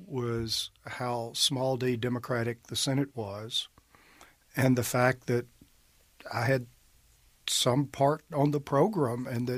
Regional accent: Amory, Mississippi, United States

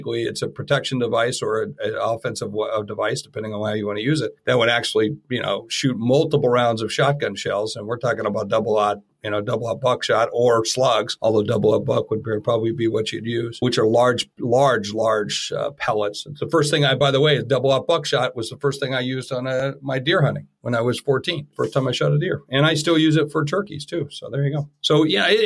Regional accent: Rapid City, South Dakota, United States; moved away; She's from my hometown. I went to high school in Rapid City

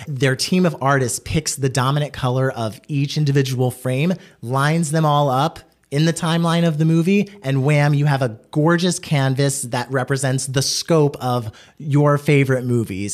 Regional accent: East Coast, United States; we from the East Coast

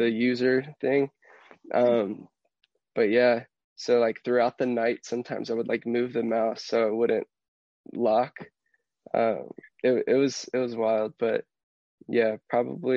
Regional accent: Houston, Texas, United States; Growing up in Houston

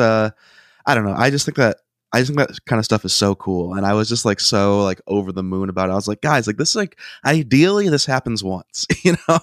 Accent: Ohio, United States; We're all from Ohio

